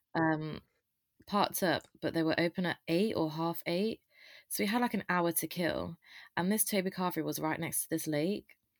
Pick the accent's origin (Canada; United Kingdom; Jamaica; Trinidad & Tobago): United Kingdom; Loughborough, East Midlands; moved away; also born or lived in Reading; I am from Loughborough, but obviously I go to Reading Uni with Tom